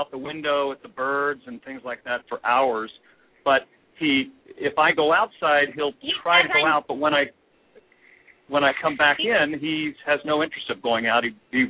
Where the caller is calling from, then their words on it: Oak View, California, United States; I'm calling from Oakview, right next to Ojai, where you are.